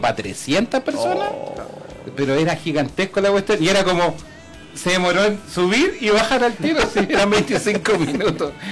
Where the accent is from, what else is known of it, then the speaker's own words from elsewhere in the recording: Chile; íbamos como 18 chilenos